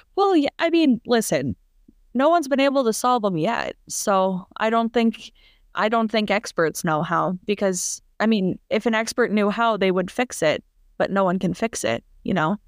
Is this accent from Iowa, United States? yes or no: no; Minneapolis, Minnesota, United States; I'm from Minneapolis